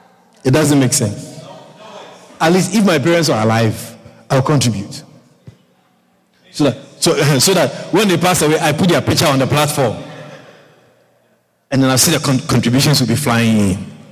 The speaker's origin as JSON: {"language": "English", "country": "Guyana", "said": "So I told myself, I'm not Ghanaian. I'm Guyanese. Guyanese, Guyana, we don't give money to people when they die."}